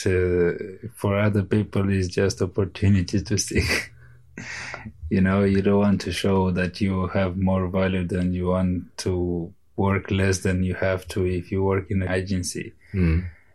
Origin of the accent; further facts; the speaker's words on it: Moldova; moved away as an adult; now in Ireland; I'm from Moldova. I'm in Ireland for 2.5 years